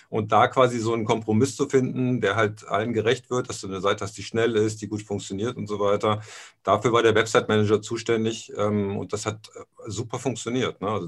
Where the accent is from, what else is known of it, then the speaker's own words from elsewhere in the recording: Aachen, North Rhine-Westphalia, Germany; Äh, ich bin in Aachen aufgewachsen. Also mein, mein Vater war bei der Bundeswehr. Also bis zu meinem 13. Lebensjahr sind wir zwölfmal umgezogen. Und äh, so die letzte Station war dann Aachen.